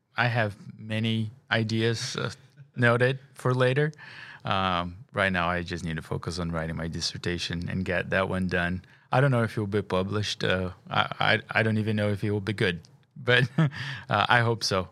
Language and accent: English; Brazil; moved away; I'm an international. I'm from Brazil.